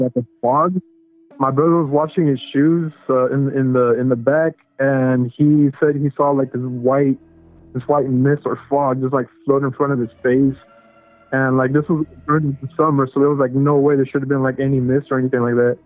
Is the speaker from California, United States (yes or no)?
yes; California, United States; I'm from California